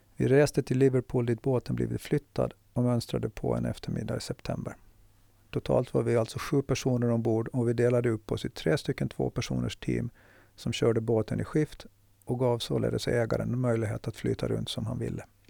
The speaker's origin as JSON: {"language": "Swedish", "town": "Mariehamn", "country": "Åland Islands", "tie": "born or raised there", "said": "Huset jag växte upp i ligger inte långt från fiskehamnen"}